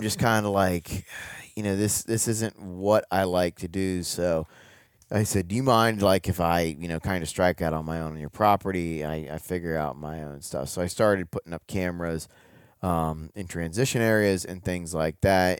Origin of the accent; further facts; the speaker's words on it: Ohio, United States; moved away as an adult; now in Kentucky, United States; I grew up in Ohio